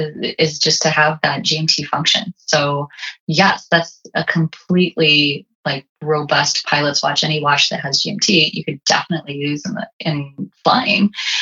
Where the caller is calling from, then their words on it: Las Vegas, Nevada, United States; here I am calling in from Las Vegas